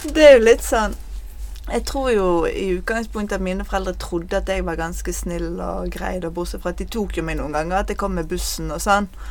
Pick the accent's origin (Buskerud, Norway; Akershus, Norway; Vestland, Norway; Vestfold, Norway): Vestland, Norway; Bergen; also born or lived in Bønes; Jeg er 38 år, og jeg kommer fra Fyllingsdalen.